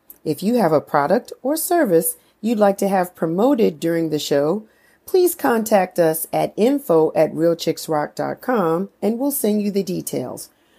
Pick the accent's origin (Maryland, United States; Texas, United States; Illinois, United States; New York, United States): New York, United States; I grew up with him in New York, listening to him on the radio all the time.